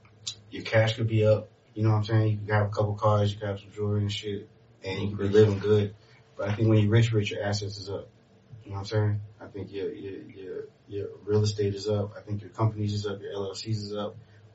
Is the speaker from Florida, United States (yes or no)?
yes; Miami, Florida, United States; born or raised there; also born or lived in Montreal, Canada / Kendall / Broward / Haiti (ancestry)